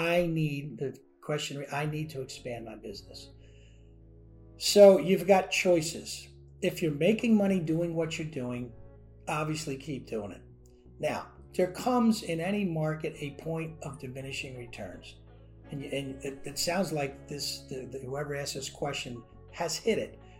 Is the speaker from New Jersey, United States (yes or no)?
yes; New Jersey, United States; moved away as an adult; also born or lived in Washington, D.C.; I was from New Jersey